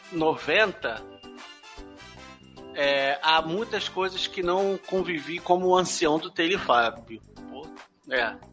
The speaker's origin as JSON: {"language": "Portuguese", "region": "São Paulo", "country": "Brazil", "said": "tenho 29 anos, sou de São Paulo"}